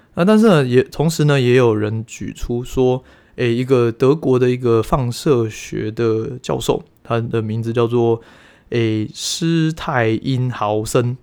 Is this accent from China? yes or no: no; Taiwan; 我们台湾人